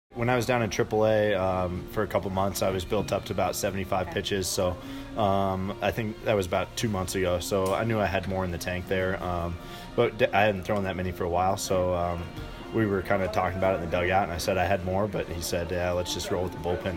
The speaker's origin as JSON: {"language": "English", "town": "Denver", "region": "Colorado", "country": "United States", "tie": "born or raised there", "said": "my hometown uh, for my my hometown team"}